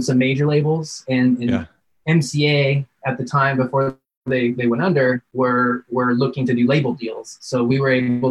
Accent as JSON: {"language": "English", "town": "Big Bear Lake", "region": "California", "country": "United States", "tie": "born or raised there", "said": "I grew up in Big Bear Lake, which is a small mountain town and you know, outside of LA, a couple hours."}